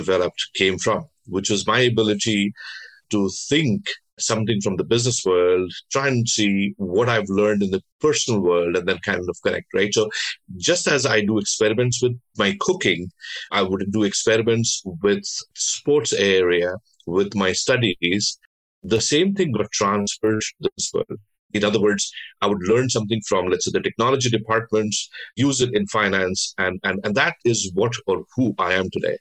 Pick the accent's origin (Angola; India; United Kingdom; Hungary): India; Delhi; also born or lived in Bengal; So I was born in Delhi, but my parents, my ancestors came from Bengal.